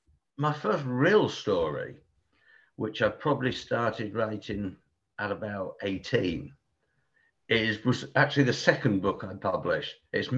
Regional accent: Portsmouth, South East England, United Kingdom; born there; also born or lived in Bristol / London; I was born down in Portsmouth on the south coast, and migrated north via like Bristol and other places, London, Bristol, and eventually I found myself here.

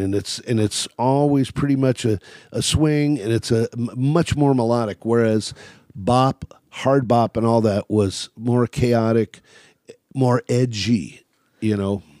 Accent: California, United States; also born or lived in Chicago, Illinois; We moved out to California

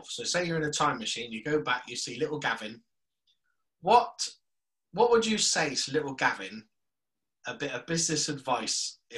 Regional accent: South West England, United Kingdom; Um, so being a Cornish boy, I, I'm I think I know the answer to this

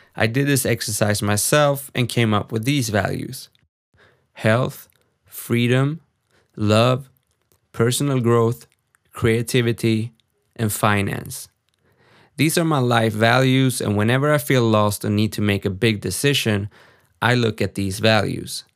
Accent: Sweden; English is a second language; I'm born and raised in Sweden

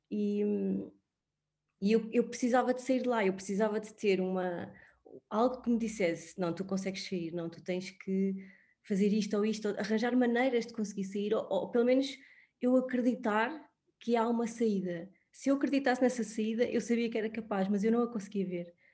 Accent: Sintra, Lisbon, Portugal; tenho 36 anos, um, sou, sou de Sintra

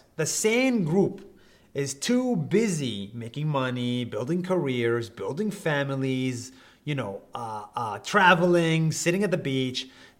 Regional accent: Israel; English is a second language; So I grew up in Israel as a Palestinian.

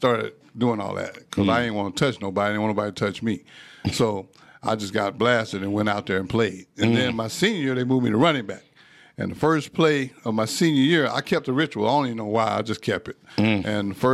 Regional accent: Texas, United States; moved away as an adult; also born or lived in Lincoln, Nebraska; I'm from Texas

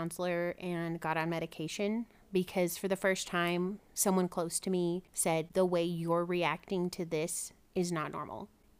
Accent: the South, United States; especially which we're from the South, it is difficult because mental health is not something that is talked about freely or openly a lot of the time.

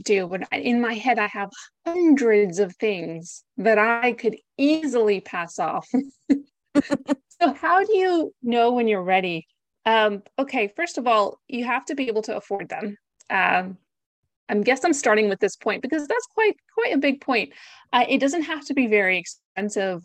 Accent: United States; moved away as an adult; also born or lived in Greece; now in Essex, United Kingdom; I am not British, as you can probably tell from my accent. I am Greek American, and I moved to the U K about six years ago.

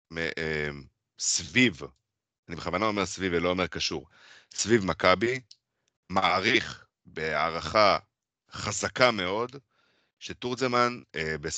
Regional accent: Petah Tikva, Central District, Israel; יש לי סוף ספוט להפועל פתח תקווה, כי, כי גדלתי בפתח תקווה.

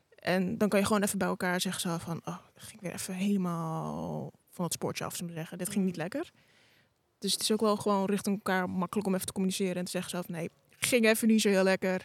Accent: Amersfoort, Utrecht, Netherlands; kom uit Amersfoort

